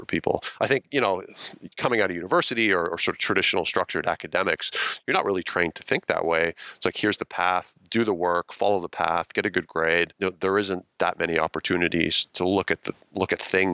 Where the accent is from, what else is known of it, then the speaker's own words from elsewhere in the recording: Ontario, Canada; moved away as an adult; also born or lived in British Columbia; I grew up in Ontario